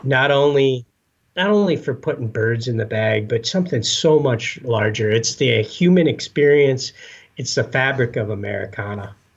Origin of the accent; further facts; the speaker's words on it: Escanaba, Michigan, United States; moved away as an adult; now in Minnesota, United States; I grew up in the Upper Peninsula of Michigan